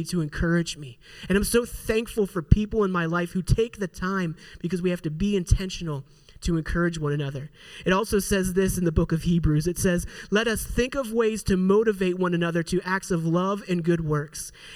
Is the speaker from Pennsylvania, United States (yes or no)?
yes; Pittsburgh, Pennsylvania, United States; moved away as an adult; also born or lived in Indiana; I'm from Pittsburgh